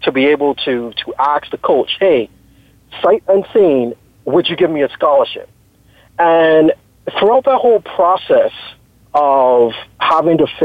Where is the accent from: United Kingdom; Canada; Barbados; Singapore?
Barbados; now in Texas, United States; I am originally from Barbados. Everyone knows Barbados now as the tourist destination